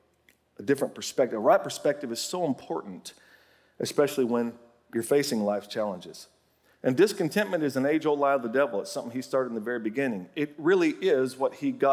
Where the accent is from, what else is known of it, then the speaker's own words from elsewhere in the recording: Oklahoma, United States; my home state of Oklahoma